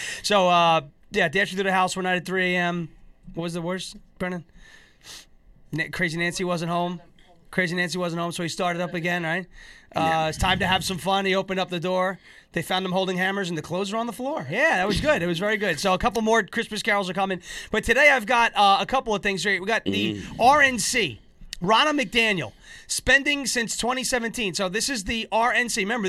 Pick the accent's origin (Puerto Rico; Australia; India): Puerto Rico; I was raised in Puerto Rican.